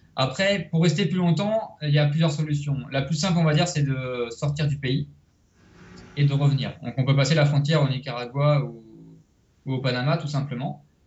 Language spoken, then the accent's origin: French; Rennes, Brittany, France; moved away as an adult; also born or lived in Biarritz; now in Costa Rica; moi je suis de Rennes, à côté de Rennes.